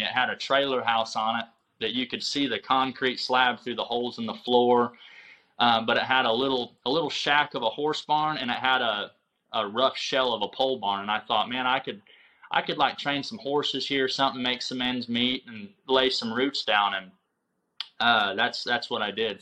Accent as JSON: {"language": "English", "town": "Union City", "region": "Michigan", "country": "United States", "tie": "born or raised there", "also_born_or_lived": "Powell, Wyoming / Oklahoma", "moved": "as an adult", "lives_now": "Jay, Oklahoma, United States", "said": "I grew up in Michigan, uh, Union City, Michigan. It's the southwest uh, southwest part of Michigan"}